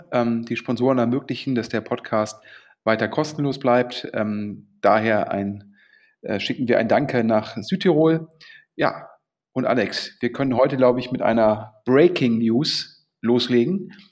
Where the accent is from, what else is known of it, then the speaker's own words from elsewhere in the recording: Düsseldorf, North Rhine-Westphalia, Germany; Und das ist natürlich für Düsseldorf ein Mega-Exit und freut mich als Düsseldorfer natürlich sehr.